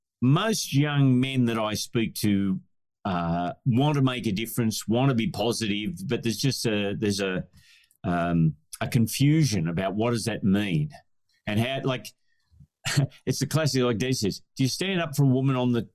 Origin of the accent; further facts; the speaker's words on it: Scotland, United Kingdom; You wear a kilt as a Scotsman, it's not... It's just a different expression of gender.